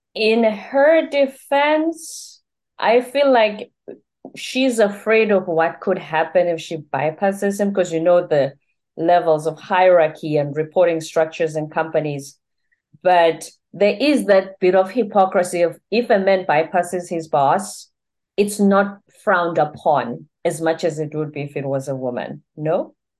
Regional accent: South Africa; now in United States; I'm in the U S, I'm from South Africa

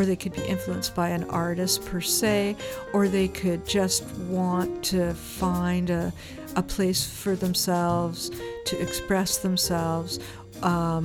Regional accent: Toronto, Ontario, Canada; moved away as an adult; also born or lived in Spain; now in British Columbia, Canada; I'm originally from Toronto

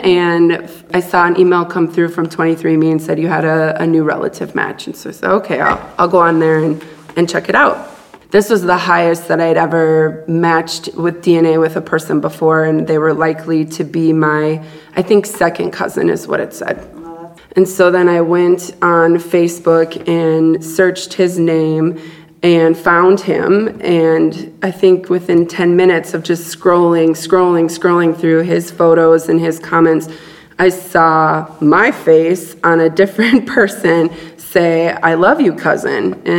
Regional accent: Duluth, Minnesota, United States; born there; 33 years ago today, I was born in Duluth, Minnesota.

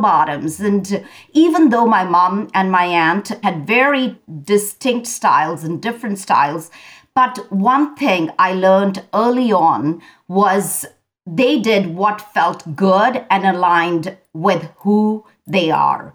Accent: India; I grew up in India.

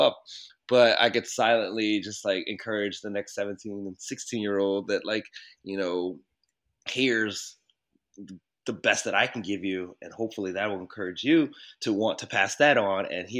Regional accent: Baltimore, Maryland, United States; growing up in Baltimore, you would hear, you know, there's a lot of adultification already happening.

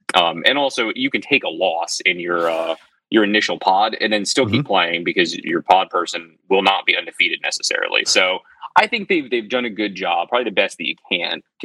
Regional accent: United States; as an American

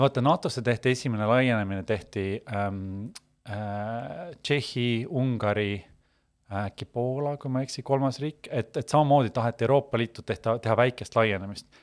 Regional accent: Estonia; me sündisime ikkagi Eestis

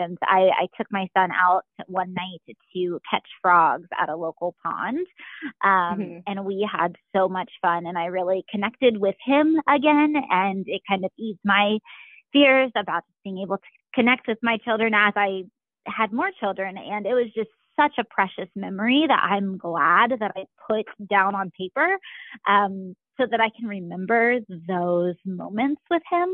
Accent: Springboro, Ohio, United States; now in Kettering, United States; I'm from Springboro, so my husband and I both are familiar with everywhere around Dayton.

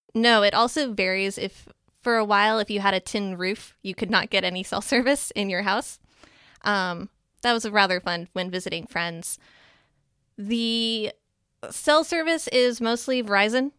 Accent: Minnesota, United States; I am from Minnesota

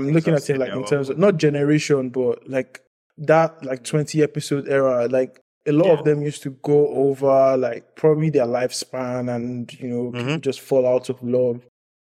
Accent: Lagos, Nigeria; growing up in Lagos

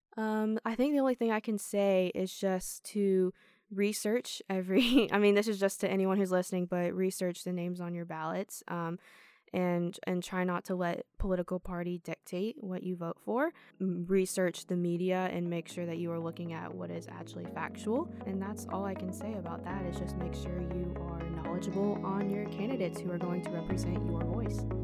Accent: Georgia, United States; growing up in Georgia and, uh, going to U G

